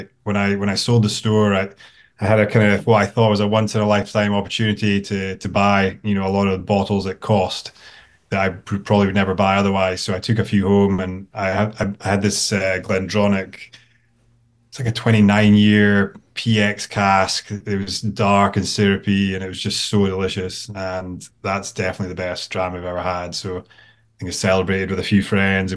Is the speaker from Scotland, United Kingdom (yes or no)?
yes; Aberdeen, Scotland, United Kingdom; growing up in Aberdeen, we watched Aberdeen Football Club, used to go to the games